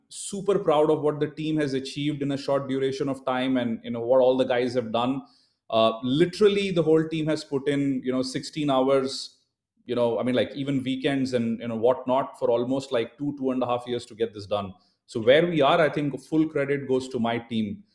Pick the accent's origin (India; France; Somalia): India; being born and brought up in India